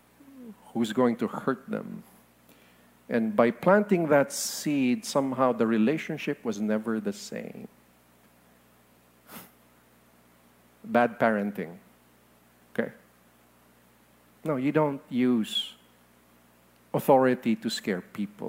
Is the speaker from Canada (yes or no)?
no; Philippines; I am a Filipino